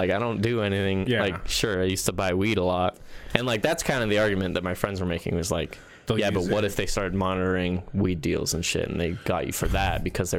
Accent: United States; I'm American.

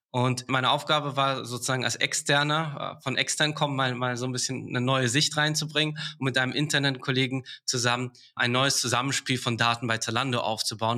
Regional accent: Karlsruhe, Baden-Württemberg, Germany; moved away as an adult; also born or lived in England; now in Berlin, Germany; ich komme ursprünglich aus Karlsruhe

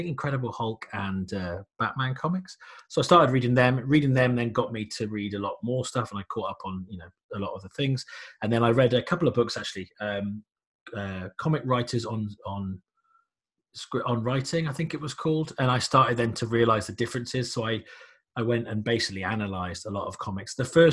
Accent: United Kingdom; I'm a British comic writer.

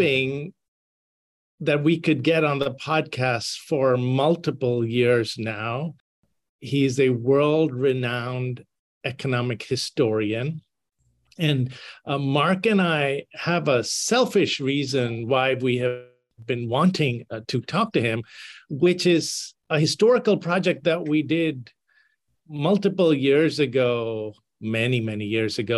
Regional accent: India; moved away; I grew up in India, so the Louisiana Purchase is not something that I got taught about in school

